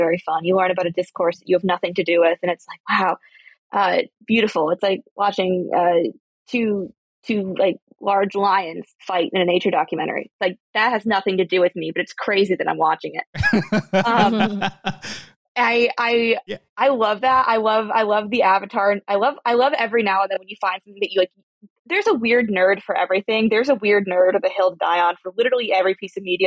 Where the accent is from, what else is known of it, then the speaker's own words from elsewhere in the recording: United States; I'm American